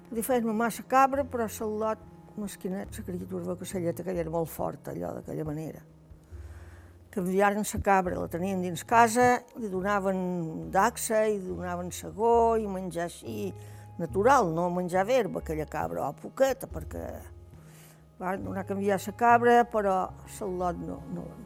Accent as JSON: {"language": "Catalan", "town": "Formentera", "region": "Balearic Islands", "country": "Spain", "tie": "born or raised there", "said": "Vaig néixer el dia 10 dels mestres de 1936. Vaig néixer aquí a Formentera. Vaig néixer en aquesta caseta que hi ha ara, en una casa que hi ha aquí, a l'altra banda del cementeri"}